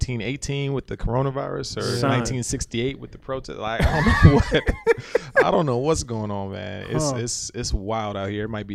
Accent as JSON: {"language": "English", "town": "Detroit", "region": "Michigan", "country": "United States", "tie": "born or raised there", "moved": "yes", "said": "even my hometown, Detroit, was hit hard with this thing."}